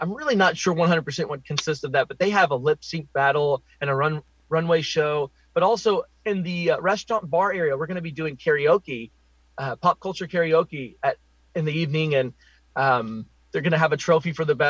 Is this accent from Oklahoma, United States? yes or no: yes; Oklahoma, United States; I'm born and raised in Oklahoma